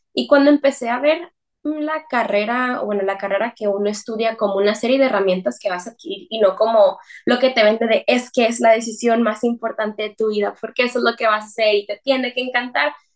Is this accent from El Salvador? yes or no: no; Mexicali, Baja California, Mexico; also born or lived in San Francisco Bay Area, United States; yo soy mexicana